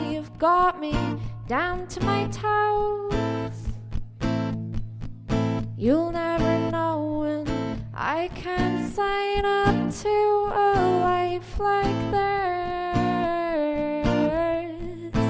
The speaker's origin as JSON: {"language": "English", "town": "Cork", "region": "Munster", "country": "Ireland", "said": "I'm from Cork, singer-songwriter from Cork"}